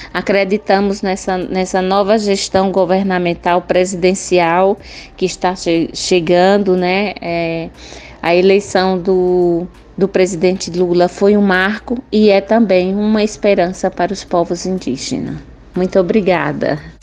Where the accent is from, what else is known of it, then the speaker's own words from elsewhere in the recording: Cabrobó, Pernambuco, Brazil; sou do município de Cabrobó, meu povo chama Trucá